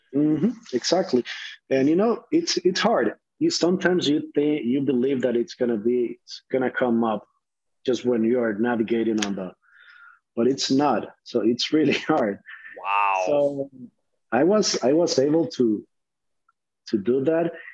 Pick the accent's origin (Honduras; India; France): Honduras; English is a second language; moved away as an adult; now in United States; I'm from Honduras